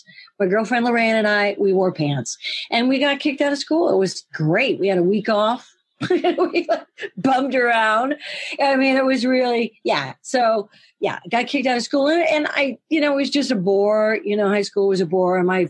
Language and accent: English; central Ohio, United States; born or raised there; also born or lived in Los Angeles, United States / London, United Kingdom; now in New Orleans, United States